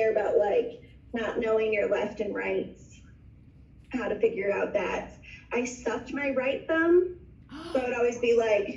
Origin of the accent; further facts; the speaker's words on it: Boise, Idaho, United States; moved away as an adult; also born or lived in Austin, Texas / Abu Dhabi; And so born and raised in Boise, Idaho, which I'm back at.